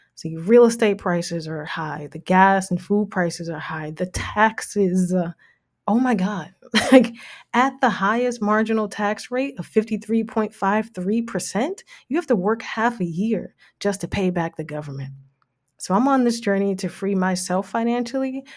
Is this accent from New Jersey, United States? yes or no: yes; Jersey City, New Jersey, United States; moved away as an adult; now in Toronto, Canada; I'm actually from the States, grew up in Jersey City, New Jersey